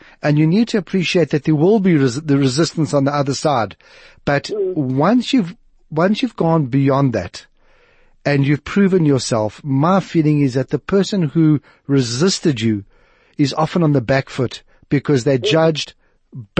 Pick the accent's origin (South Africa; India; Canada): South Africa; accent: white South African; my perfectly white South African accent